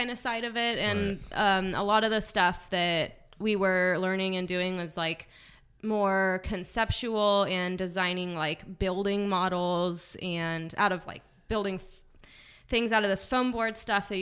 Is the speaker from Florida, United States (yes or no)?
no; Groveland, California, United States; moved away as an adult; also born or lived in Saratoga / Chico; I'm from Groveland up near Yosemite